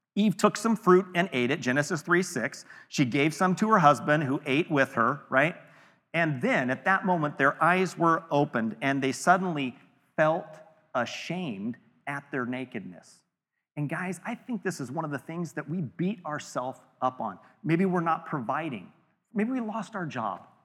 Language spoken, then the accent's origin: English; California, United States; we're all from California